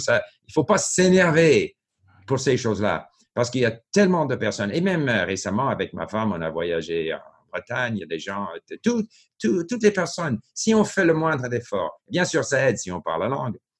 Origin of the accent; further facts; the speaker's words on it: Montreal, Quebec, Canada; French is a second language; also born or lived in Japan / France; now in Vancouver, Canada; j'ai grandi à Montréal